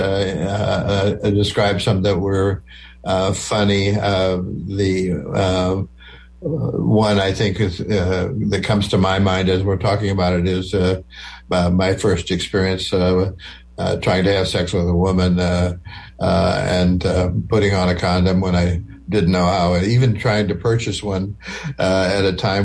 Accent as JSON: {"language": "English", "region": "small town Nebraska near Wayne", "country": "United States", "tie": "born or raised there", "moved": "yes", "said": "that's 10 miles from my hometown"}